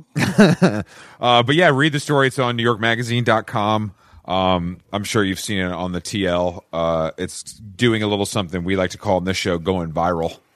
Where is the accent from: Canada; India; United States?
United States; Atlanta, Georgia; I'm from Atlanta